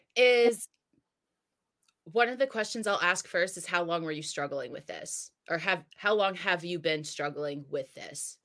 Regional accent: New Jersey, United States; now in San Diego, United States; I'm from Jersey. I live in San Diego now

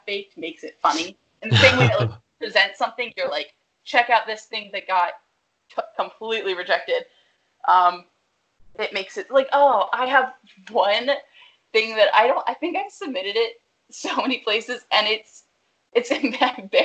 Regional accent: Pennsylvania, United States; also born or lived in Woodside, Queens, New York; now in New York City, United States; I'm from Pennsylvania and I'll say I'm from Philly

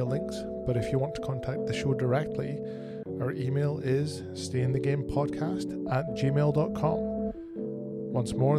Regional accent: Bonnie Scotland, United Kingdom; moved away as an adult; now in Canada; I hail originally from Bonnie, Scotland, and I moved to Canada in 2008.

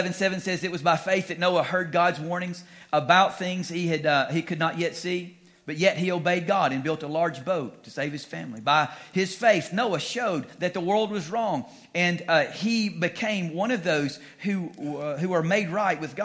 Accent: Louisiana, United States; moved away as an adult; also born or lived in Laramie, Wyoming; We're from Louisiana originally, but we were out there for about 7 years

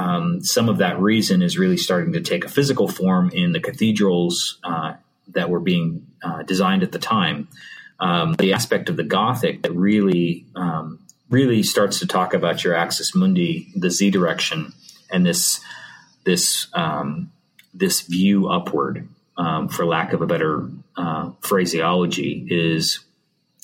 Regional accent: Montreal, Quebec, Canada; I'm from Montreal, so I speak a little French.

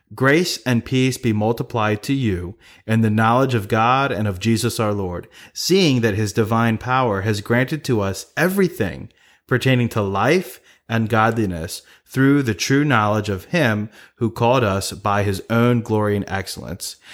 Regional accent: Maryland, United States; we're from Maryland

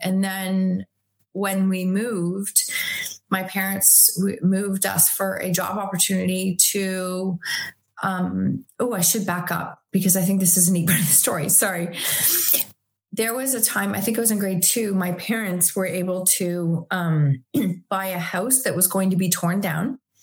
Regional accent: Chatham, Ontario, Canada; also born or lived in Tillsonburg, Ontario; now in Waterloo, Canada; I was born in 1970. I was born in Chatham, Ontario, Canada.

